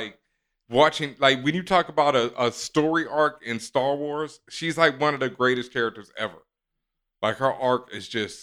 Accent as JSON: {"language": "English", "town": "Houston", "region": "Texas", "country": "United States", "tie": "born or raised there", "also_born_or_lived": "Cheyenne, Wyoming", "said": "I was born in Cheyenne, Wyoming. My parents were in Cheyenne, Wyoming before we moved to Houston"}